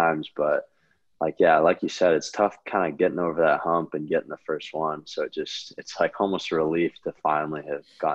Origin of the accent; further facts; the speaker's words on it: California, United States; I grew up in California